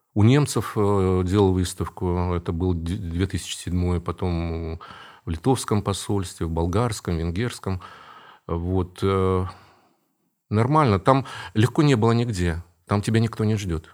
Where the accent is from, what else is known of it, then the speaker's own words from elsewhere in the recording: Karaganda, Karaganda Region, Kazakhstan; moved away as an adult; also born or lived in Saint Petersburg, Russia; now in Kazan, Russia; я вырос в Казахстане, среди немцев там